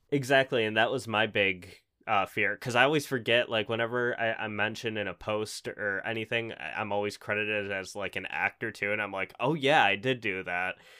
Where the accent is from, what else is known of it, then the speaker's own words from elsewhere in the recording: Buffalo, New York, United States; I'm from Buffalo. I've never left